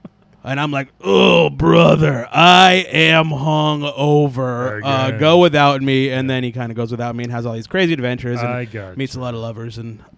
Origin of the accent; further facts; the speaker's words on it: Secaucus, New Jersey, United States; We grew up in Secaucus, New Jersey.